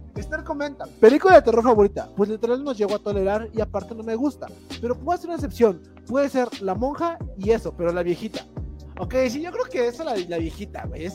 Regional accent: near San Miguel Canoa, Puebla, Mexico; Canoa, está, está, a 15 minutos de mi pueblo.

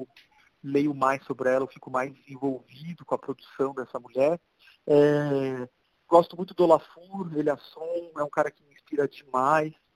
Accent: Brazil; Antes de ser brasileiro

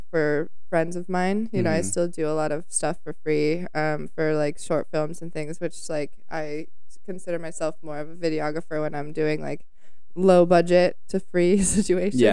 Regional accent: Arizona, United States; Well, I grew up out in Arizona. I grew up in the desert

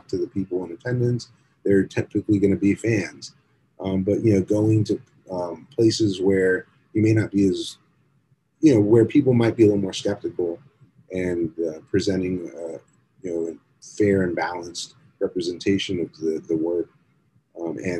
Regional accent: South Florida, United States; when we were growing up in South Florida

